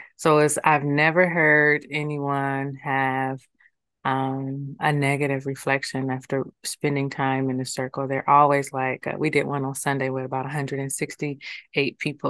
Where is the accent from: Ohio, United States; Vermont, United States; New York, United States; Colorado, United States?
Ohio, United States; Columbus; now in Akron, United States; born and raised in Columbus.